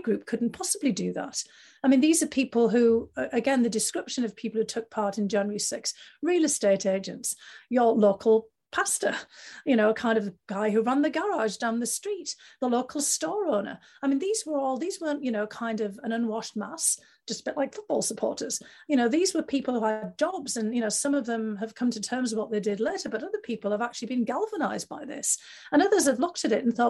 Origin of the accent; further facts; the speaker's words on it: North East England, United Kingdom; moved away; I grew up at a time in the UK in the northeast of England